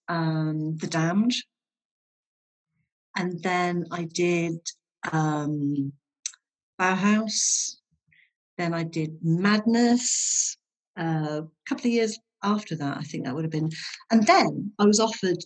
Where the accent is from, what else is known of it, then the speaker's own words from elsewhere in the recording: Withernsea, Yorkshire and the Humber, United Kingdom; also born or lived in Hull; We moved from Hull to Withernsea when my parents got divorced